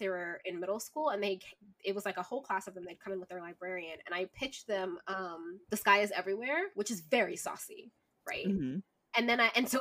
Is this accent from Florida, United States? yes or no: no; Virginia, United States; now in Seattle, United States; I'm from Virginia